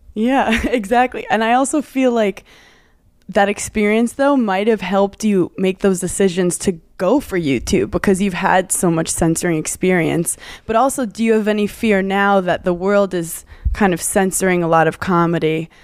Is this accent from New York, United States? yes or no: yes; New York, United States; I'm a New Yorker